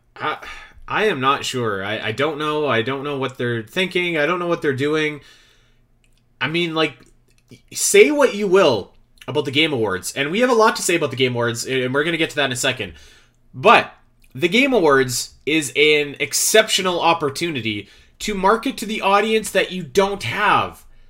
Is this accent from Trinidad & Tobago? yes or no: no; Canada; growing up in Canada, where it snows regularly